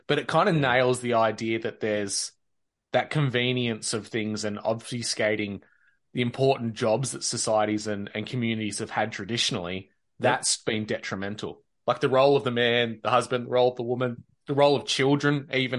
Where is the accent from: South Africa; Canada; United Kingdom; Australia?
Australia; as an Australian